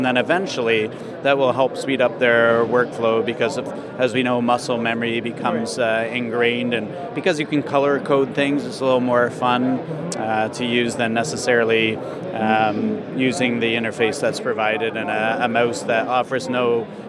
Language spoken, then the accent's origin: English; Kitchener-Waterloo, Ontario, Canada; We're from Canada. Oh, really? Where in Canada? So about an hour outside of Toronto. It's called Kitchener-Waterloo.